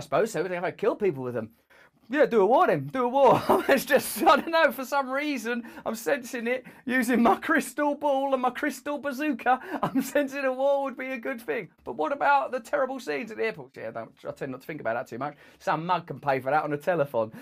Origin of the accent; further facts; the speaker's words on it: England, United Kingdom; As an English person